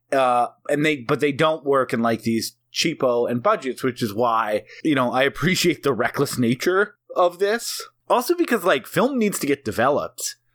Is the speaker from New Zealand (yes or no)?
yes; New Zealand; I process this a little differently because I'm actually from New Zealand.